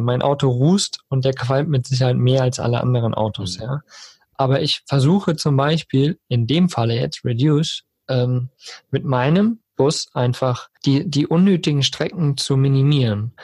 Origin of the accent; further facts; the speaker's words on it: Germany; hier bei uns in Deutschland